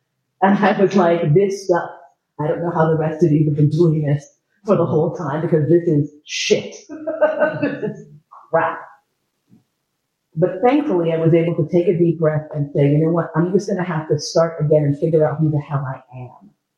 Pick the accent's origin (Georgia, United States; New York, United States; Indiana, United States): New York, United States; New York City; born there; I was born in New York City, and I started acting professionally in film, theater, and television when I was 6 years old.